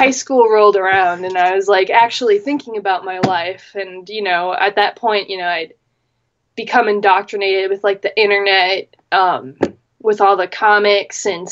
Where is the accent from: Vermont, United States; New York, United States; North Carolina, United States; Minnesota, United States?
Minnesota, United States; I am a Minnesotan, born and bred, Midwestern